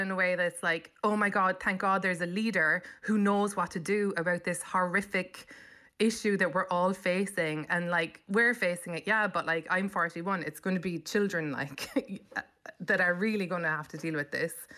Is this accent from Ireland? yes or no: yes; Cobh, Munster, Ireland; moved away as an adult; also born or lived in London; now in New York, United States; I grew up in Cove